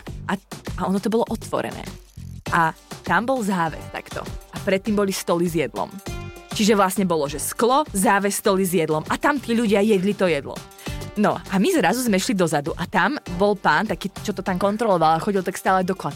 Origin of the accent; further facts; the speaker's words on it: Martin, Žilina Region, Slovakia; also born or lived in southern Slovakia; No, ja som vyrastala v Martine, mm-hmm. až kým som akože rodinu máme na juhu Slovenska, ale my sme sa potom presťahovali do Martina, v, keď som šla na základku, takže tam som vyrastala.